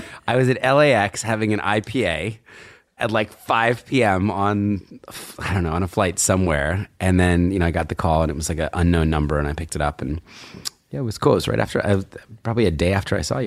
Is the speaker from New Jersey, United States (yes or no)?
yes; New Jersey, United States; now in New York, United States; I was growing up in Jersey, so really unremarkable, you know, kind of, sort of rural area